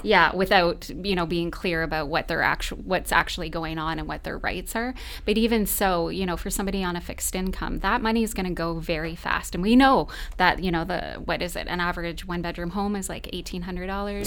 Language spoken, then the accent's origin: English; London, Ontario, Canada; I was raised in London as well, and I love this city